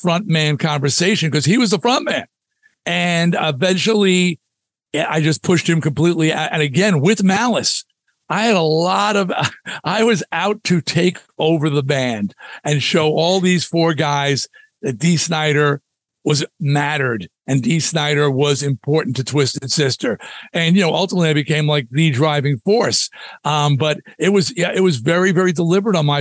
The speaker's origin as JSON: {"language": "English", "area": "Long Island", "region": "New York", "country": "United States", "said": "I was from Long Island."}